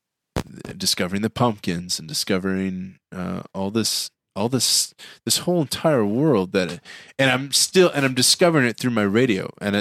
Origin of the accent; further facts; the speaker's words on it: Hebron, Indiana, United States; also born or lived in Plymouth, Indiana; I was born in Plymouth, Indiana.